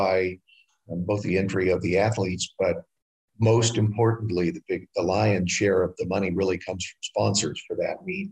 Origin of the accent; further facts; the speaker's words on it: United States; we're Americans